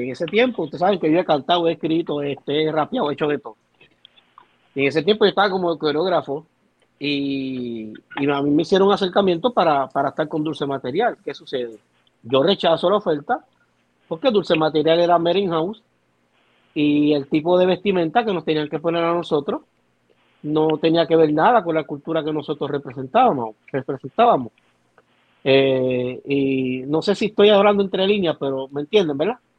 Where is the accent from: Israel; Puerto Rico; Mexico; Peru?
Puerto Rico; soy boricua